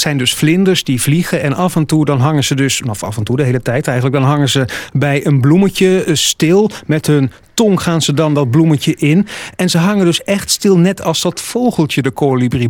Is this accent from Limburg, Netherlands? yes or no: no; Zeeland, Netherlands; bij ons in Zeeland